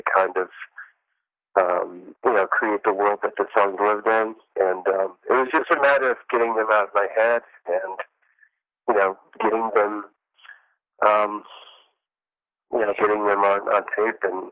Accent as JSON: {"language": "English", "region": "the South", "country": "United States", "tie": "born or raised there", "said": "those are the types of music I grew up with in the South"}